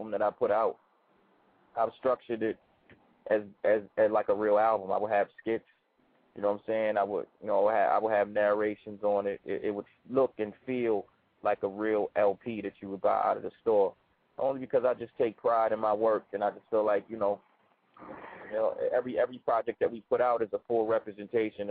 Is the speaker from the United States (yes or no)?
yes; Baltimore, Maryland, United States; also born or lived in New York; I'm from Baltimore, Murderland. You know what I'm saying? I'm born and raised. Baltimore is my home